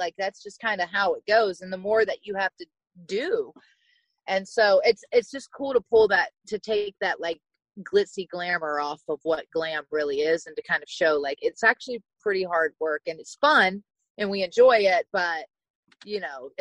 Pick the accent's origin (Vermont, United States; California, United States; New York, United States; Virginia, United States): Virginia, United States; I'm from Virginia. So a small town in Virginia. And I grew up riding horses